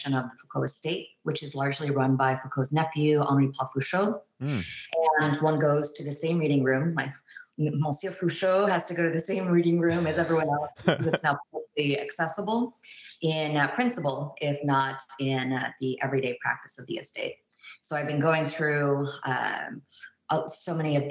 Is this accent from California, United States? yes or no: yes; San Francisco Bay Area, California, United States; also born or lived in New York / Boston; now in Houston, United States; I'm from the San Francisco Bay Area